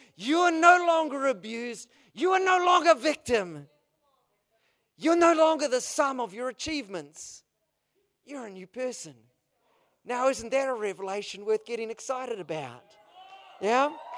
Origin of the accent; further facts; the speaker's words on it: New Zealand; I'm a Kiwi